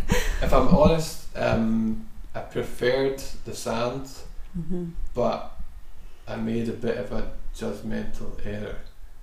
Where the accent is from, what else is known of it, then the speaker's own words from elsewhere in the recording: Scotland, United Kingdom; me as a Scottish player